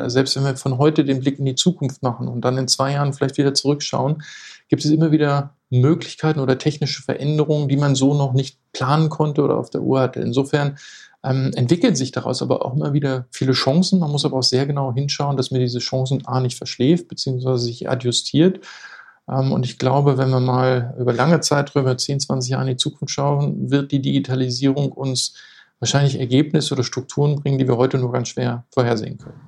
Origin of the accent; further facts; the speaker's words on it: Lower Saxony, Germany; moved away as an adult; now in Hamburg, Germany; bin gebürtiger Niedersachse